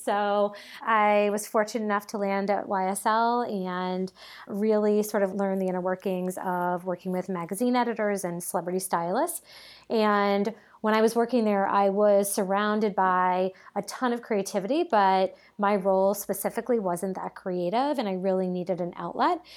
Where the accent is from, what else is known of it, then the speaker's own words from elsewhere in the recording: Cape Cod, Massachusetts, United States; moved away as an adult; also born or lived in New York; I grew up on Cape Cod